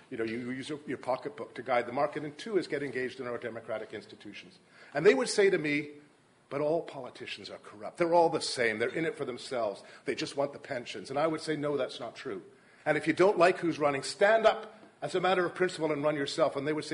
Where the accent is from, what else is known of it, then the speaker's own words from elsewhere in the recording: Victoria, British Columbia, Canada; also born or lived in Montreal; I live now in Gordon Head and have coached soccer there for many, many years. This is my home. This is where I was born. This is where I grew up. This is where my children were born. This is where my wife was born.